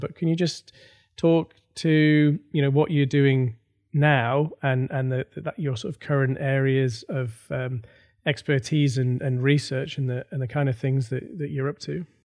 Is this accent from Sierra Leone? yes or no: no; North East England, United Kingdom; I am from the Northeast as well